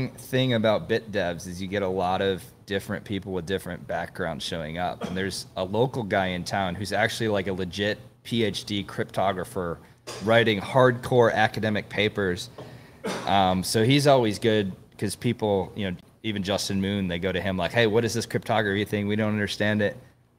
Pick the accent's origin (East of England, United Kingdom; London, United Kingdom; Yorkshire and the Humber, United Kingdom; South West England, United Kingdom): London, United Kingdom; You're not an Austin guy, right? No, I'm from London.